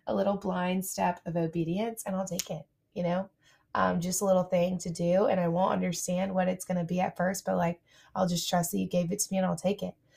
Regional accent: Montgomery, Alabama, United States; I'm from Montgomery, Alabama.

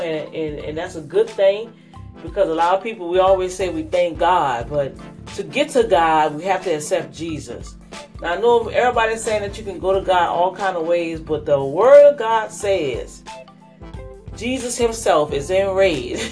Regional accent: United States; I guess I could still call myself American

